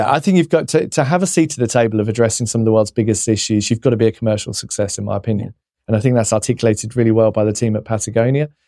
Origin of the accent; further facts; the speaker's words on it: England, United Kingdom; being English